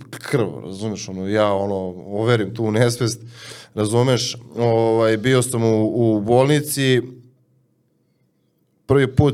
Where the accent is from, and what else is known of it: Serbia